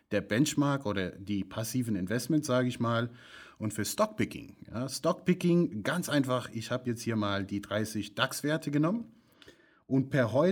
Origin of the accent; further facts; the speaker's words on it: United States; German is a second language; ich spreche das immer falsch aus, äh, weil ich komme ja aus den USA, ich sage Adidas, aber gut.